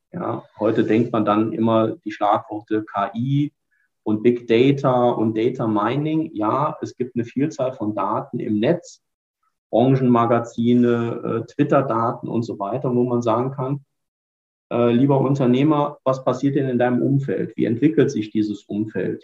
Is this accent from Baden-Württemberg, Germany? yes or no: no; Ruhr area, North Rhine-Westphalia, Germany; als Ruhrpottler